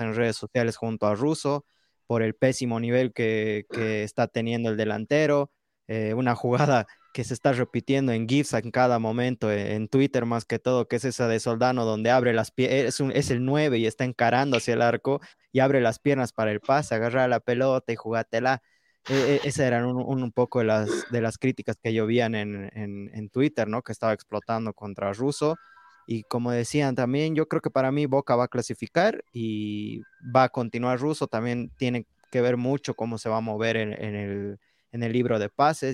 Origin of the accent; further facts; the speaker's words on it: Bolivia; yo soy del Valle, no soy del altiplano, soy del valle